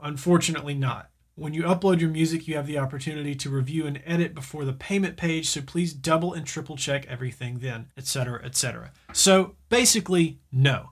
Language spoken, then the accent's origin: English; the South, United States; I'm from the South